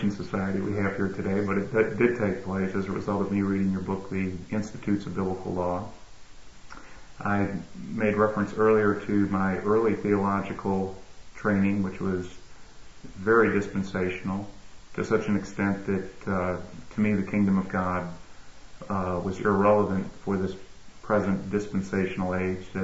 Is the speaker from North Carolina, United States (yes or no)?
no; Syracuse, New York, United States; also born or lived in Bowling Green, Ohio / California; now in Tampa, United States; my hometown is Syracuse, New York.